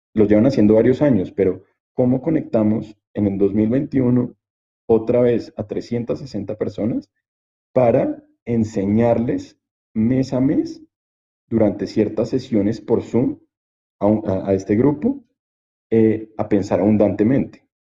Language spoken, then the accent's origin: Spanish; Colombia; nos pasa como latinos, nos pasa como colombianos